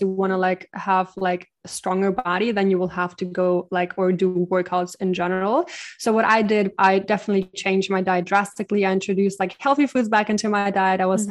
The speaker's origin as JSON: {"language": "English", "country": "Ukraine", "also_born_or_lived": "Germany", "moved": "yes", "lives_now": "Bali, Indonesia", "said": "I'm originally from the Ukraine"}